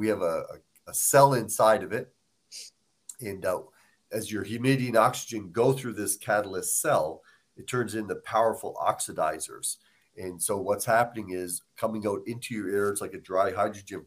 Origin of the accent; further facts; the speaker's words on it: Nova Scotia, Canada; moved away; I'm from Nova Scotia, so I mean, we cook a lot of fish and, lobsters, different things